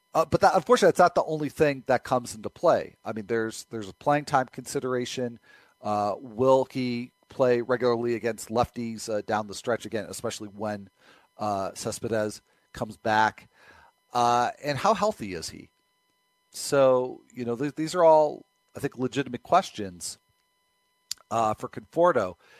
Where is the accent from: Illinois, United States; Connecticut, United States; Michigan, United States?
Illinois, United States; Chicago; As a kid growing up in Chicago